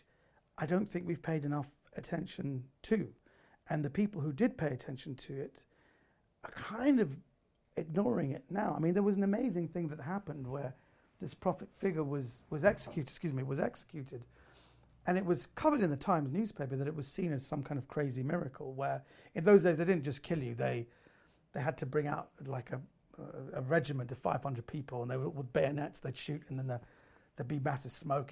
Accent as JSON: {"language": "English", "country": "United Kingdom", "tie": "born or raised there", "said": "I was raised in Britain. I'm a second generation Iranian"}